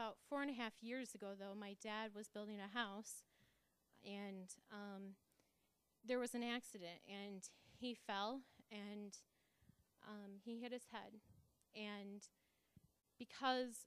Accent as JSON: {"language": "English", "town": "Grand Rapids", "region": "Michigan", "country": "United States", "said": "I'm from Grand Rapids"}